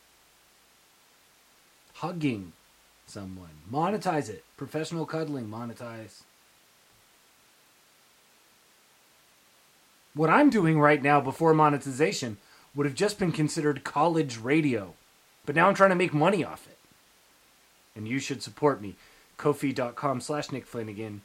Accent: Canada; I'm from Canada

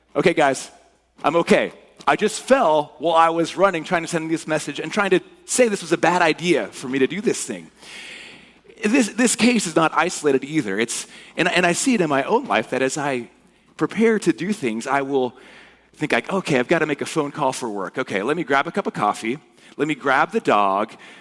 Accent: Cypress, California, United States; moved away; I grew up in Orange County, so in Cypress.

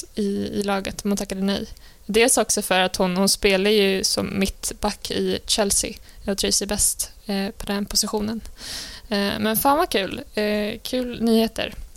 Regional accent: Sweden; jag tycker man som svensk

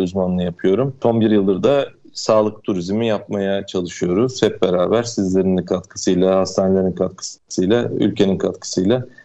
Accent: Denizli, Turkey; also born or lived in Izmir; now in Fethiye, Turkey; Ben 1977 Denizli doğumluyum.

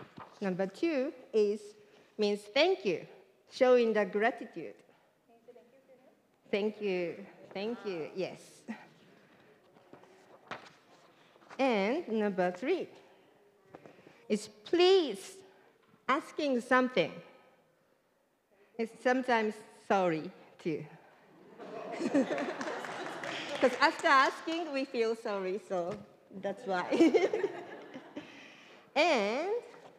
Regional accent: Japan; now in United States; I am from Japan

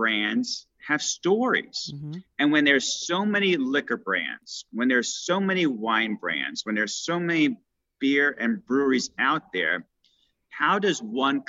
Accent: New York City, New York, United States; moved away as an adult; also born or lived in Miami, Florida / Orlando, Florida / Tampa, Florida / San Francisco, California; I grew up in New York City

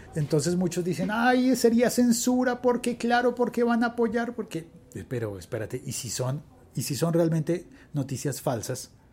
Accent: Colombia; mi país

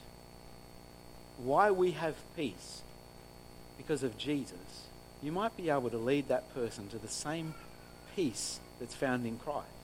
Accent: New South Wales, Australia; now in Griffith, Australia; I grew up on the farm. I grew up on Orange Farm

